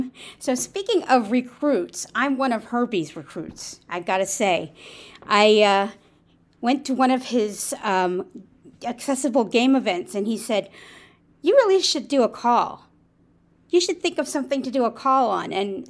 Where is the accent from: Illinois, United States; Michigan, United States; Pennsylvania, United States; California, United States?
Pennsylvania, United States; also born or lived in Florida; I'm from Pennsylvania